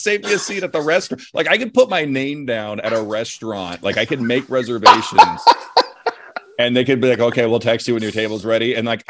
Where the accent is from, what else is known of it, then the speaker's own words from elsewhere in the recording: Dublin, California, United States; I grew up in Dublin, California.